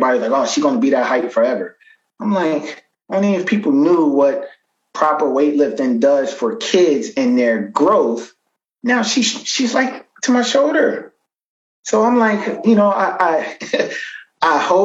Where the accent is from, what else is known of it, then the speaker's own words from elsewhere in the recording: New York, United States; moved away; also born or lived in New Jersey; I'm originally from New York, but my family lives in Jersey.